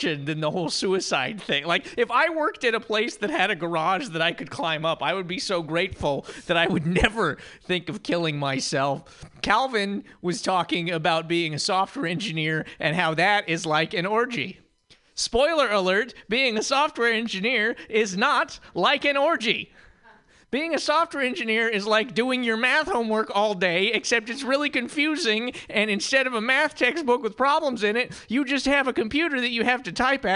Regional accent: Montana, United States; moved away; The movie Where a River Runs Through It was filmed like 5 miles away from where I grew up.

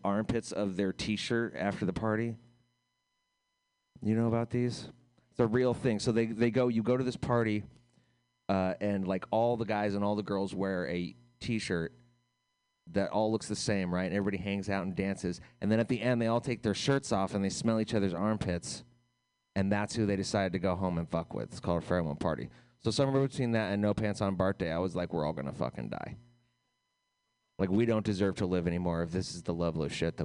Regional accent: United States; as an American

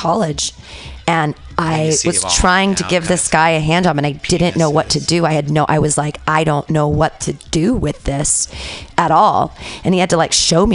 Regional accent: Danville, California, United States; also born or lived in Livermore; I grew up in Danville

